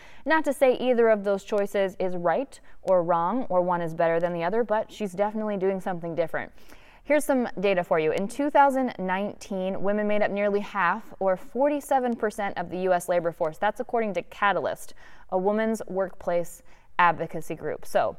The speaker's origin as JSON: {"language": "English", "area": "Perry Township, Massillon/Canton area, Stark County", "region": "Ohio", "country": "United States", "tie": "born or raised there", "said": "Perry Local Schools in Stark County in the Maslin, Perry, Canton area, my hometown, my alma mater actually"}